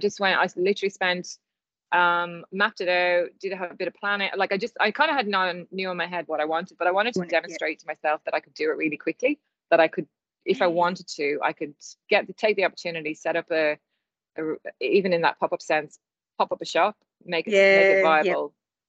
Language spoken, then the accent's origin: English; Ireland; But you know, I am Irish, so I think a skill of mine. I can ramble on.